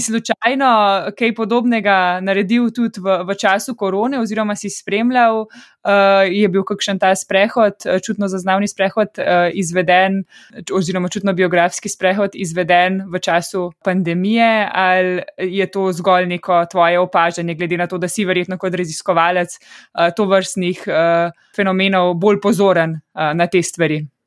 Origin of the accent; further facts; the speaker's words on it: Ljubljana, Slovenia; sem iz Ljubljana in sem 30 let živela tukaj